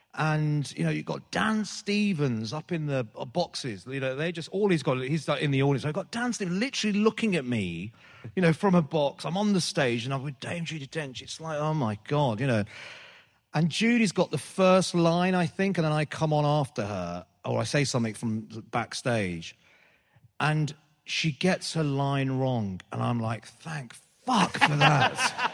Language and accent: English; Birmingham, West Midlands, United Kingdom; I think it's that thing of sort of, you know, being being British Asian or being a Brummie, sort of, you know, you feel like you're away from, you're not part of anything, you're not part of London